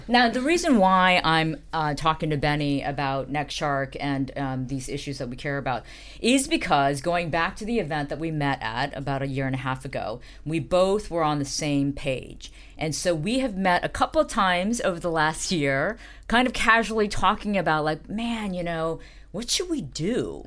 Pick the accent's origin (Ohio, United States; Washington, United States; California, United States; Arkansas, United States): Ohio, United States; Dayton; I grew up in Dayton, Ohio